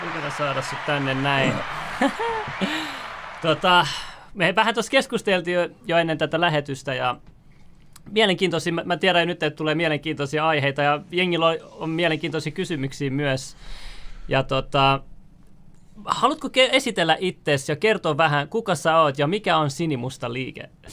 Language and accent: Finnish; Finland; also born or lived in Iran; mun vanhemmat on Iranista, ne, ne on tullut tänne kiintiöpaikolaisena, et, tota, sille, että niinku, Su- Suomi itse vapaaehtoisesti tarjosi sitten, kun tuli Irak, Ir, Iranin sodan aikana, vanhemmat tuli tänne näin, ja mä synnyin sitten Suomessa